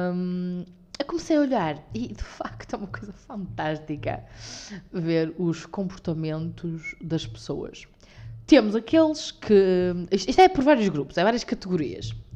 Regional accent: the North, Norte, Portugal; Somos do Norte, com muito orgulho

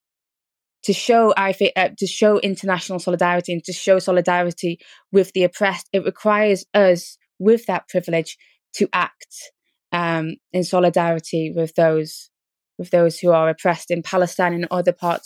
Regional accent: United Kingdom; I was born in Britain

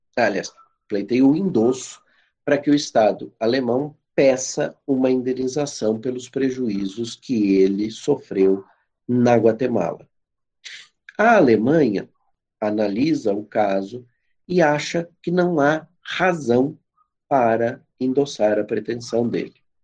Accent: Brazil; eu sou brasileiro

